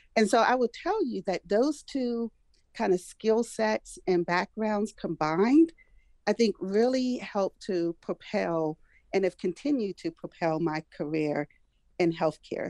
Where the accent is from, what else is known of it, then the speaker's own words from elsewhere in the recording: Prince George's County, Maryland, United States; also born or lived in Washington, D.C.; I was born in Washington, D.C., I've pretty much lived almost my entire life and where I continue to live here in Prince George's County.